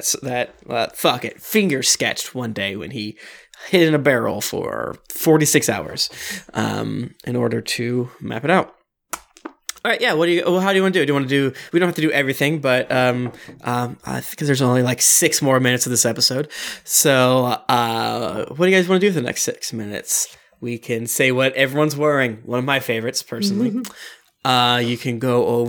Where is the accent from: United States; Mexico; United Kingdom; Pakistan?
United States; Florida; I was raised in Florida